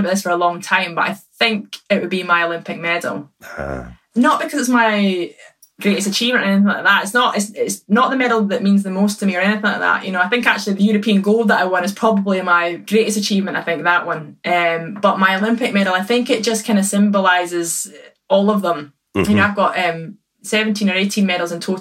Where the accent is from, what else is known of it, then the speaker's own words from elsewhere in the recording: Perth, Scotland, United Kingdom; I was born in Perth. So technically my local club was St Johnstone